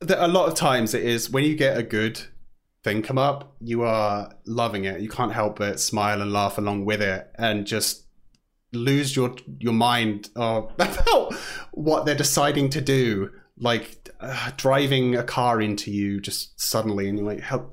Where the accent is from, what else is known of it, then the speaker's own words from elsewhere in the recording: Southampton, South East England, United Kingdom; moved away as an adult; now in Vancouver, Canada; I am from Southampton in England. I've lived about around the south for a bit, and then I've moved to Vancouver or Canada for the last four-ish years or so